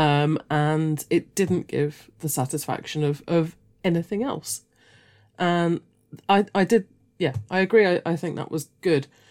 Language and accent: English; United Kingdom; we're all British